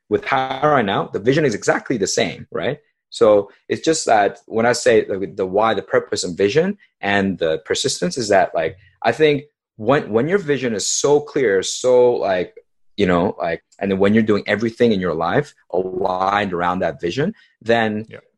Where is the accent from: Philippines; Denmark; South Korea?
South Korea; also born or lived in California, United States; So I was born in California, and when I was two, my family moved to South Korea.